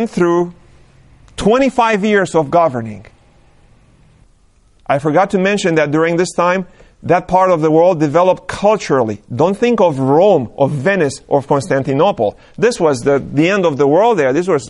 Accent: Romania; moved away; I was born and raised in Romania

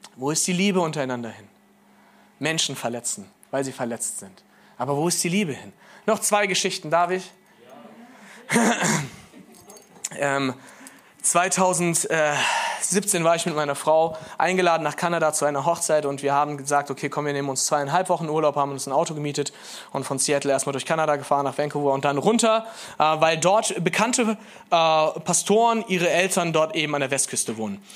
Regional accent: Rhineland, Germany; Ich bin Rheinländer mit Migrationshintergrund

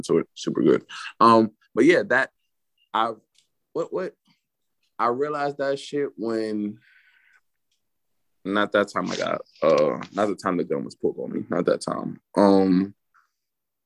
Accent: New York, United States; I'm from New York

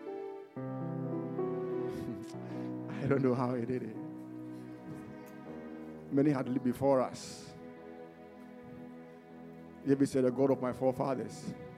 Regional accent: Ghana; also born or lived in Bombay; now in England; I was born in Ghana

